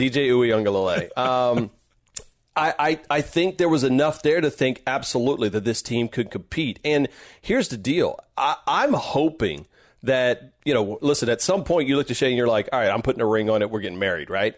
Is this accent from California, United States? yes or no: no; Louisiana, United States; I am from Louisiana